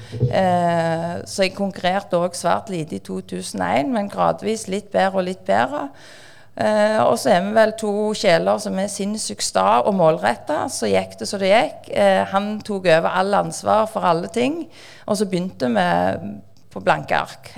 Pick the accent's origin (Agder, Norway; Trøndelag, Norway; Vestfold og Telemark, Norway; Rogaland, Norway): Rogaland, Norway; Bjørheimsbygd; also born or lived in Stavanger; now in Sandnes, Norway; jeg er oppvokst i Bjørnsbygd, Strand kommune, Ryfylke, og så bor vi på Sandnes.